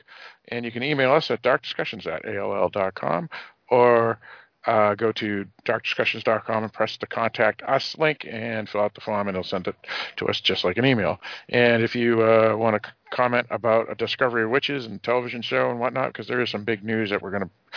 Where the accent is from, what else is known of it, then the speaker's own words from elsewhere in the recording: Northeast, United States; also born or lived in New Hampshire; a Northeasterner, just like myself